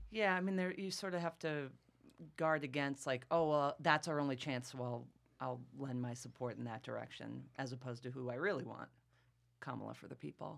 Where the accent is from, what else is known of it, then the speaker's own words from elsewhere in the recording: Massachusetts, United States; I'm from Massachusetts, which is extremely liberal